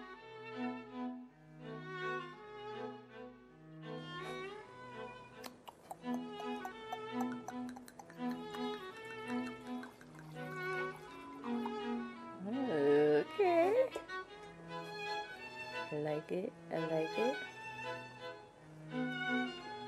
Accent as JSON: {"language": "English", "region": "California", "country": "United States", "said": "I'm from Cali, West Coast"}